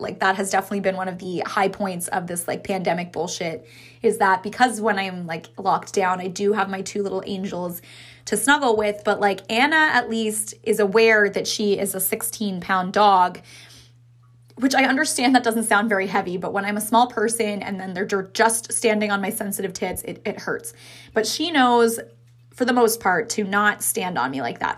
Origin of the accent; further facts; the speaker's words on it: Ottawa, Ontario, Canada; now in Kingston, Canada; I'm from Ottawa